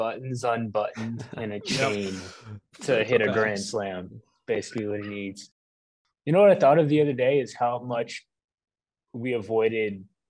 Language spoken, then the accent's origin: English; Houston, Texas, United States; I am originally from Houston. I was born and raised.